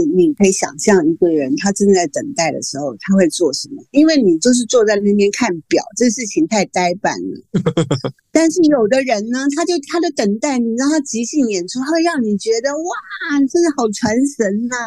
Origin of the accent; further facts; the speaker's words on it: Taiwan; first language Taiwanese Hokkien; Chinese is a second language; moved away as an adult; also born or lived in France; now in Germany; 现在人家问我，就立刻说我是台湾人